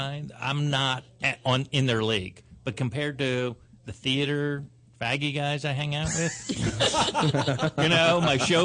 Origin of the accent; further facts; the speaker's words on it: South Florida, United States; moved away; also born or lived in New York; I'm from South Florida